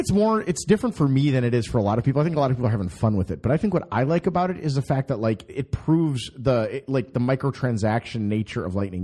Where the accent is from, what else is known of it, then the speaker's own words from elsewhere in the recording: Minnesota, United States; I come from Minnesota